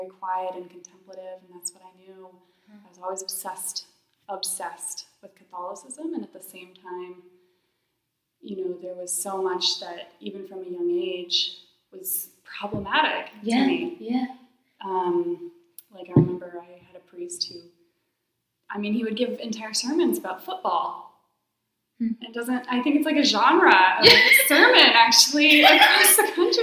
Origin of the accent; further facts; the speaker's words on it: Forest Grove, Oregon, United States; did a lot of good work in my hometown, Forest Grove